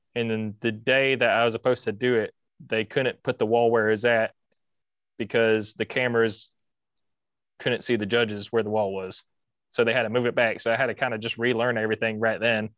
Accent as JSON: {"language": "English", "town": "Carrollton", "region": "Georgia", "country": "United States", "tie": "born or raised there", "also_born_or_lived": "Costa Rica / Kennesaw, Georgia", "accent": "southern", "said": "lived in Kennesaw before we moved to Carrollton"}